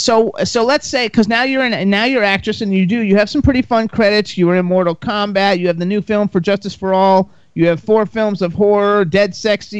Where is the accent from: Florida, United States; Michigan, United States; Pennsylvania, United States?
Florida, United States; West Palm Beach; moved away as an adult; also born or lived in Miami / Jacksonville / Gainesville; now in Los Angeles, United States; I'm from Florida. I grew up in West Palm Beach. I was born in Miami